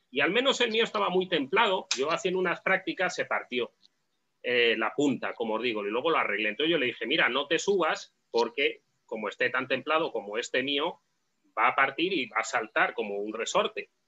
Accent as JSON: {"language": "Spanish", "country": "Spain", "said": "tuve mi época como todo español joven y ahora ya pues tengo el cuchillo que me sirve."}